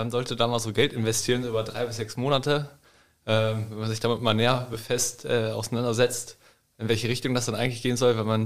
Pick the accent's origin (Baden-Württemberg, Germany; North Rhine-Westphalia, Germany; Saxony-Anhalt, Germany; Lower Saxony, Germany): Lower Saxony, Germany; ähm, ja, letztendlich bin ich mit Moritz in Nordschim aufgewachsen. Wir kommen hier beide aus der Region Hildesheim.